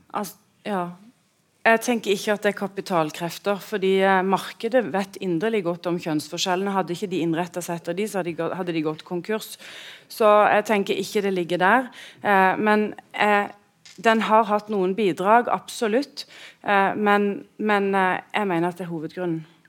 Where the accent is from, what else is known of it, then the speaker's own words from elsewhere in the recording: Sørlandet, Agder, Norway; jeg er en husmor fra Sørlandet.